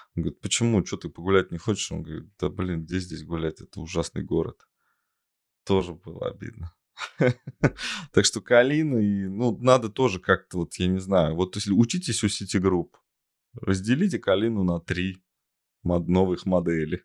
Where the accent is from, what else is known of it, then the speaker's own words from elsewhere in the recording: Tolyatti, Samara Oblast, Russia; в родном городе Тольятти есть э, ну, хорошие школы, хоккейные школы